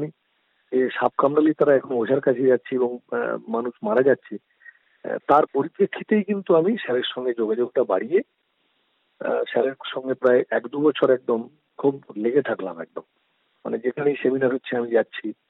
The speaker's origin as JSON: {"language": "Bangla", "town": "Sitapur", "region": "West Bengal", "country": "India", "said": "আমি পশ্চিম মেদিনীপুরের ঘাটাল মহকুমার দাসপুর থানার অন্তর্গত সীতাপুর গ্রামের বাসিন্দা বর্তমানে আমি সীতাপুর গ্রামেই থাকি"}